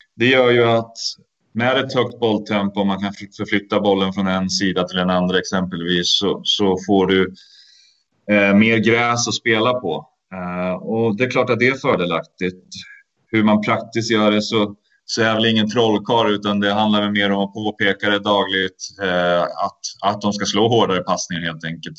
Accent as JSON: {"language": "Swedish", "country": "Sweden", "moved": "yes", "said": "som svensk"}